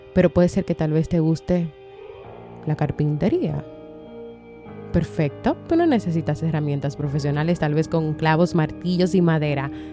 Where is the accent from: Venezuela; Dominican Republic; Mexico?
Dominican Republic; aquí en mi país, República Dominicana